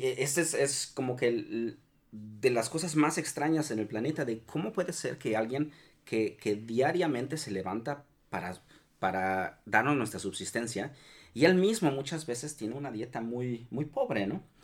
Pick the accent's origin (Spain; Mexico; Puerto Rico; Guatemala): Mexico; nuestra esencia como mexicanos